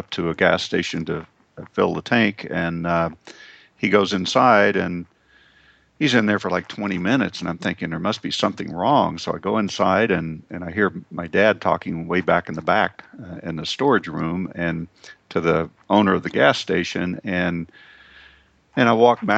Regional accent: Oklahoma, United States; I grew up in Oklahoma

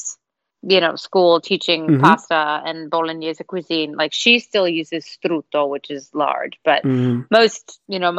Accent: United States; also born or lived in Chicago, United States / New York, United States; I grew up in New York and in Chicago

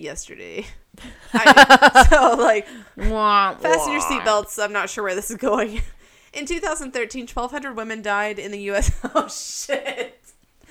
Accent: Tennessee, United States; as people from Tennessee

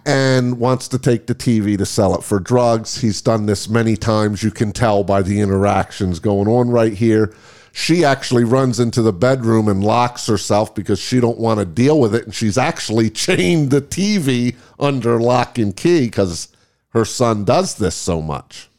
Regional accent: New York area, United States; I'm from the New York area

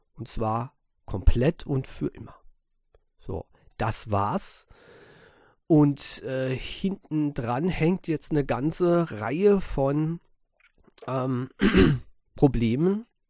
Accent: Germany; bei uns in Europa, in, speziell in Deutschland

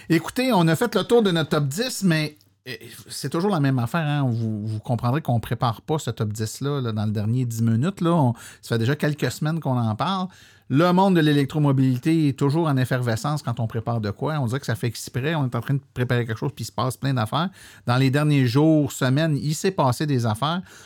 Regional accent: Saint-Hyacinthe, Quebec, Canada; je suis né à Saint-Hyacinthe, je viens de là

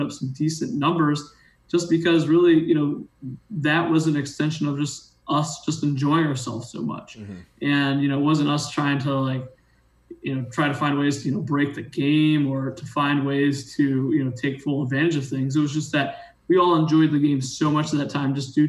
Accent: Ohio, United States; I grew up in Ohio, didn't have a lot of money growing up

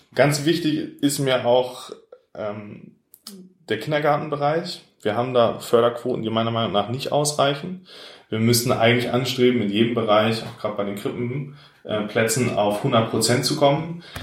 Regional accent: Pinneberg, Schleswig-Holstein, Germany; also born or lived in Elmshorn; weil es meine Heimatstadt ist. Ich bin hier aufgewachsen

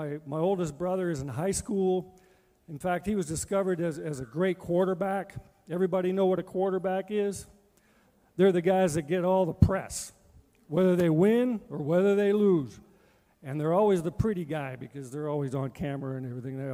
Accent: Manitoba, Canada; also born or lived in Edmonton; I was raised and born in Manitoba

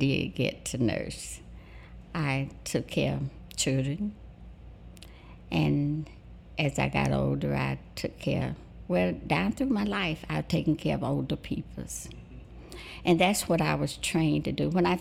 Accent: Forest Home, Alabama, United States; also born or lived in New York; I grew up in Greenville, Alabama. It's a little place northwest of Greenville, Forest Home, Alabama, a little country place on a farm.

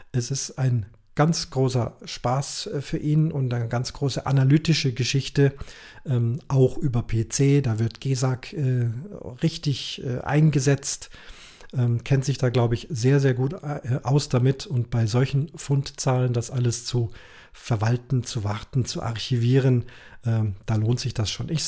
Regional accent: Munich, Bavaria, Germany; die richtig schweren Sachen, Caches, die ich als Münchner angeklickt habe

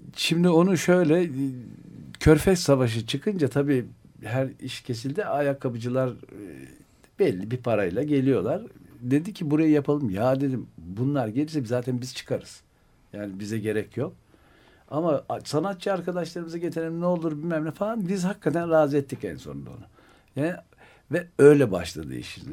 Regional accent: Ankara, Turkey; moved away; also born or lived in Istanbul; ben Ankaralıyım. Sokaktan yetiştiğimiz için

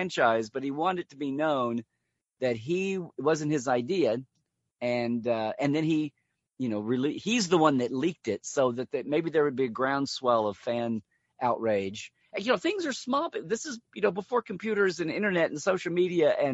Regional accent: around Norman and Oklahoma City, Central Oklahoma, United States; I was growing up in Oklahoma, Central Oklahoma, around Norman and Oklahoma City

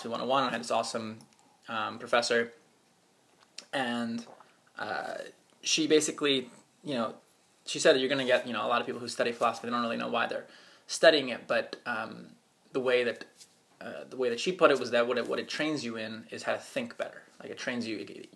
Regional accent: Potomac, Maryland, United States; I grew up right outside of Washington, D.C. in a suburban town called Potomac

